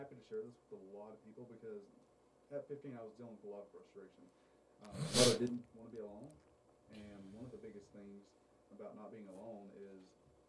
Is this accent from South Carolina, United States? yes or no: no; Hallsville, Texas, United States; also born or lived in El Paso, Texas; I grew up in Hallsville until I was 11 years old. We moved to El Paso. Stayed there till I was 15, and then we moved back.